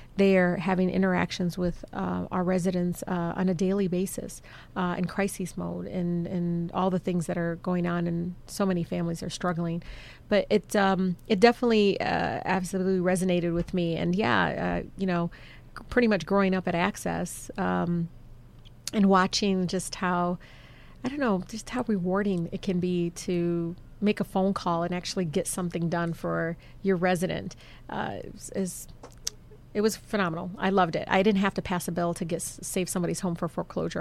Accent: Detroit, Michigan, United States; I grew up in Southwest.

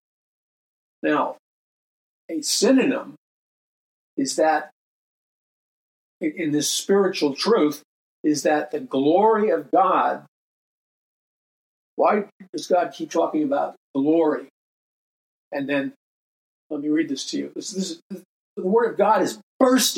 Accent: New York City, New York, United States; moved away; also born or lived in Hollywood Hills; Growing up in New York City

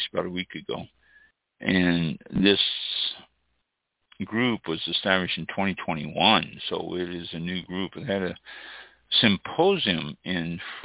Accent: United States; being an American

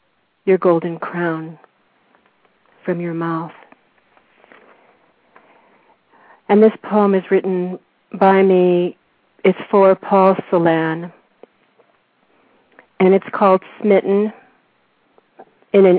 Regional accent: San Fernando Valley, California, United States; now in Corrales, United States; I grew up there

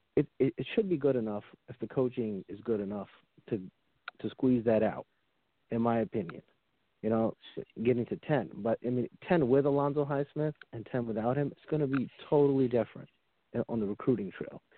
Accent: New Jersey, United States; I'm actually from New Jersey

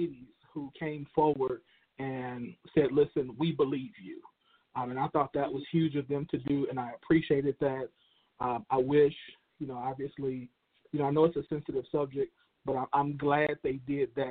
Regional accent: Chicago, Illinois, United States; Chicago, in my hometown, Chicago

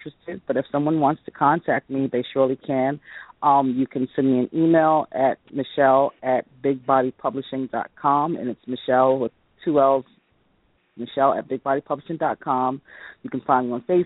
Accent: New York City, New York, United States; growing up in the Bronx

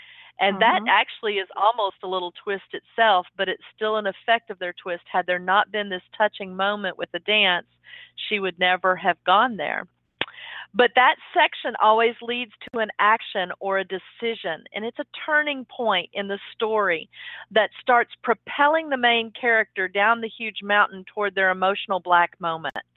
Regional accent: Texas, United States; I'm from Texas

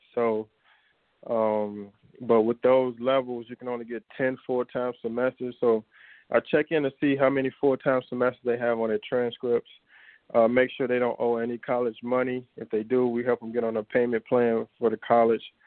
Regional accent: Chicago, Illinois, United States; I grew up in our Auburn Gresham neighborhood, and then we moved out. We moved out to the west suburbs. So I uh, lived in Chicago until about uh, seventh grade

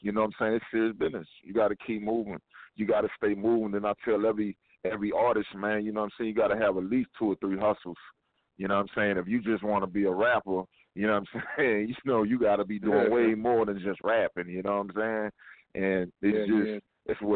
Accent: Louisiana, United States; now in Houston, United States; from Louisiana, my hometown

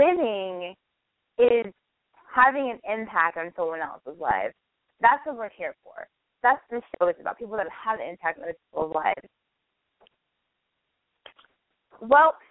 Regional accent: Northern California, United States; moved away as an adult; also born or lived in San Francisco, United States; now in Los Angeles, United States; I am from Northern California

